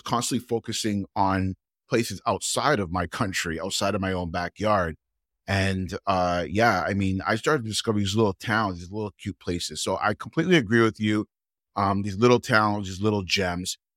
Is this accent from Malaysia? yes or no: no; Toronto, Ontario, Canada; I'm from Toronto